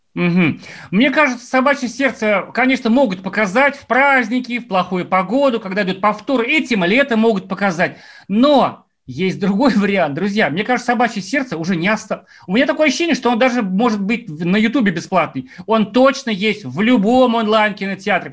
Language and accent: Russian; Ufa, Bashkortostan, Russia; очень мои многие уфимские знакомые знакомы, я из Уфы